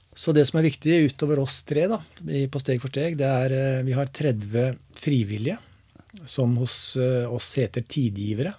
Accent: Seljord, Vestfold og Telemark, Norway; jeg er eh, født og oppvokst i Seljord. I en liten bygd som heter Dyrlandsdalen.

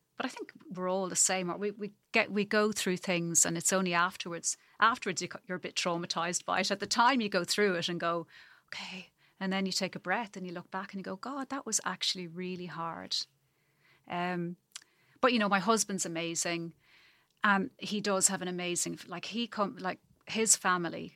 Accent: Ireland; moved away as an adult; also born or lived in Zambia; now in New Zealand; the longer I'm away from Ireland, the more I miss it

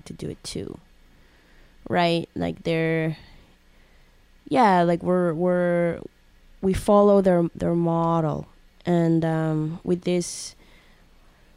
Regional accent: Colombia; English is a second language; moved away; When I was in Colombia and I couldn't speak English that well

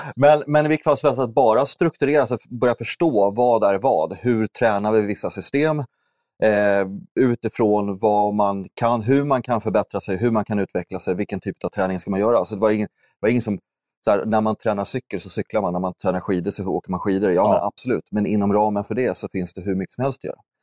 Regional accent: Huddinge, Stockholm County, Sweden; also born or lived in Täby; jag är ursprungligen uppvuxen i Stockholm, eller strax söder om Stockholm, Huddinge, söderorten.

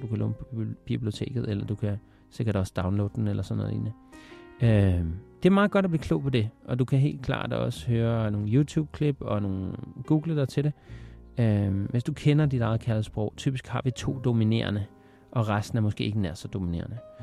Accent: Denmark; jeg er vokset op i Danmark

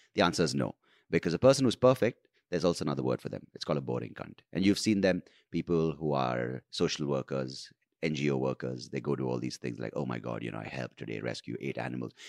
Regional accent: India

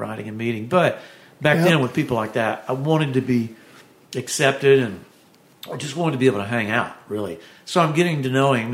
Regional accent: Texas near Austin, United States; I grew up in Texas near Austin

